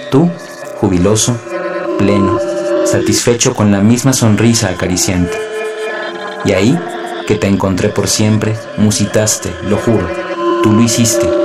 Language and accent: Spanish; Mexico City, Mexico; born there; nací en la Ciudad de México en el año de 1989